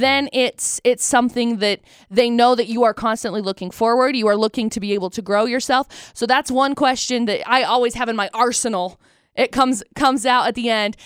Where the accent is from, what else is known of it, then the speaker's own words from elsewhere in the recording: Tremonton, Utah, United States; also born or lived in Brigham City; I grew up in Tremonton